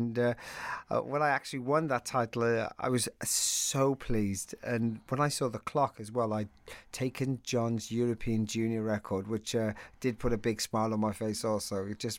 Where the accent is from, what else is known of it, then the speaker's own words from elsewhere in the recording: Wales, United Kingdom; I always used to think that people should know that I'm Welsh more than I'm English, because they would always presume I was English.